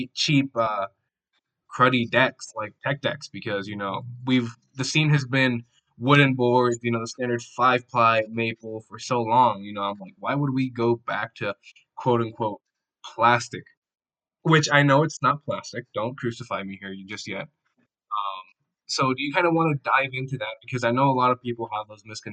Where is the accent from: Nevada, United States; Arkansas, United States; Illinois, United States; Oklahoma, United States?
Nevada, United States; Las Vegas; I'm from Vegas